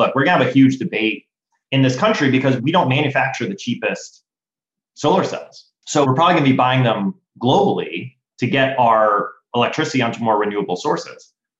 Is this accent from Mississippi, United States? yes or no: no; Florida, United States; I grew up in Florida, right? So we got a lot of like lightning and thunderstorms.